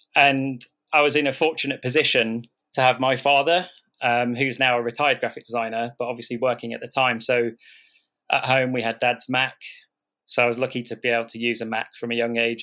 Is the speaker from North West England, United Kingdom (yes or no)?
yes; Southport, North West England, United Kingdom; also born or lived in Liverpool / London; where I grew up in Southport